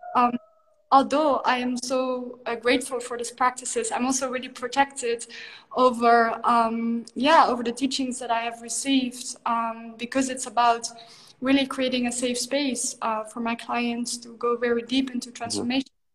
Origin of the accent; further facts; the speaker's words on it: Netherlands; moved away as an adult; I grew up in the Netherlands. I'm from Holland originally.